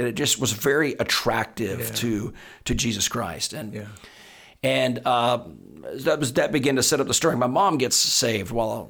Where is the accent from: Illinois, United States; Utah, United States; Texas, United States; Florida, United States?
Texas, United States; But I grew up. I grew up in Texas.